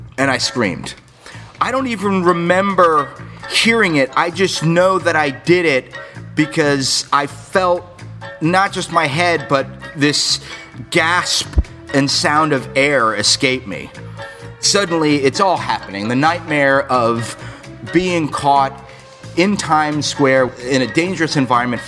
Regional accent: South Florida, United States; born or raised there; also born or lived in New York

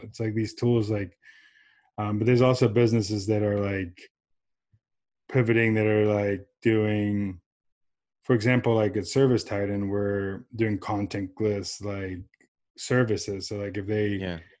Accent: San Diego, California, United States; also born or lived in Johannesburg, South Africa; I was born in South Africa um, with my and my mom immigrated us here when I was seven years old um, to San Diego, California.

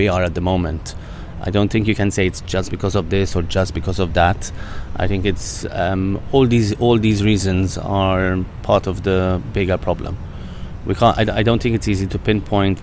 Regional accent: Malta; where I come from Malta

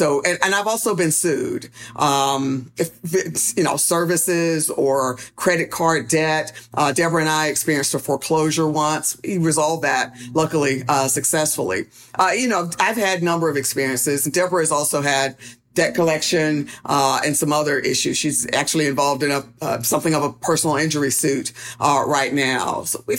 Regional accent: Durham, North Carolina, United States; So I grew up here in Durham, North Carolina, favorite place in the world.

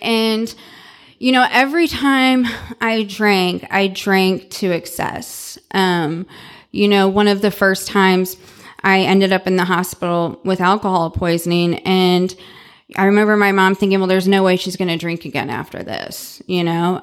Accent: St. Louis, Missouri, United States; now in Dallas, United States; I was born and raised in Saint Louis, Missouri

